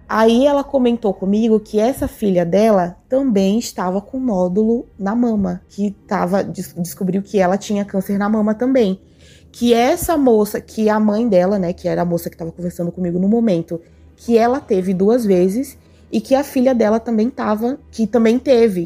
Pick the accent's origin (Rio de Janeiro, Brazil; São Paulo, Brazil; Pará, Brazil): São Paulo, Brazil; eu sou de São Paulo